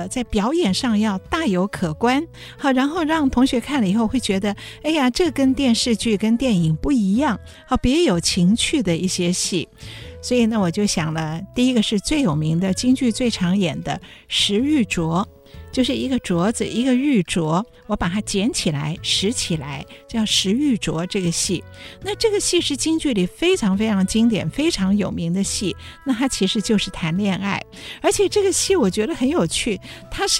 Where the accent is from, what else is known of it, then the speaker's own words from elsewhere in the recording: Hsinchu, Taiwan; 新竹人，我是新竹人